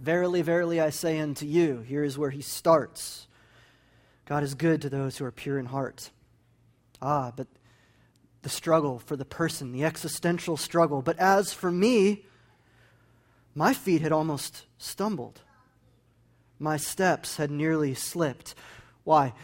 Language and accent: English; New Mexico, United States; moved away; I'm from New Mexico